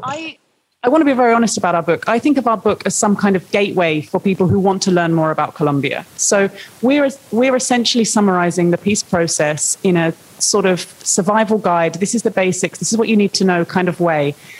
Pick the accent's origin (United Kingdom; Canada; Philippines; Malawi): United Kingdom; I'm a British journalist.